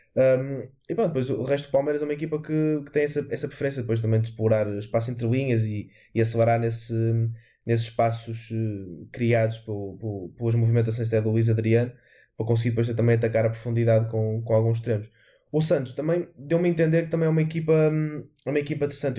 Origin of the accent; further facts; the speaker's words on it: Portugal; enquanto português